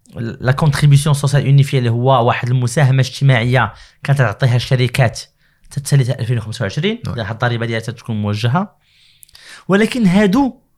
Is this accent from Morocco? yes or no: yes; Morocco; عندنا في المغرب